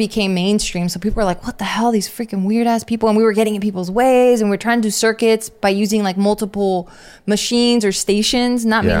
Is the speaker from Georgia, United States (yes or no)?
no; Los Angeles, California, United States; I'm from East